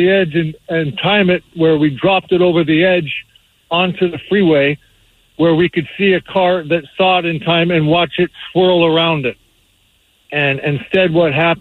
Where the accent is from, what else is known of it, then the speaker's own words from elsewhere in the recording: Tukwila, Washington, United States; I grew up in Seattle in Tukwila